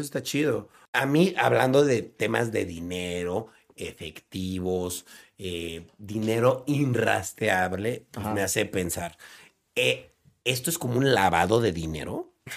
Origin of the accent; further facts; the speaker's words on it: Mexico; Nosotros somos mexicanos